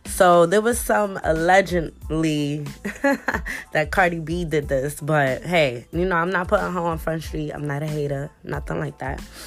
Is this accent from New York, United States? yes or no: yes; New York City, New York, United States; I grew up in the Bronx and I grew up in Harlem. So in the Bronx where I grew up, it was one of one of the roughest neighborhoods in the Bronx